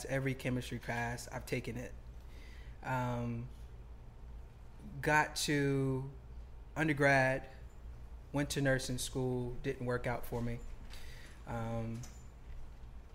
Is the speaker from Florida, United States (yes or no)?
no; South Carolina, United States; moved away as an adult; now in Atlanta, United States; Founder, CEO of Relief LLC, a web-based CBD and hemp company, and born and raised in South Carolina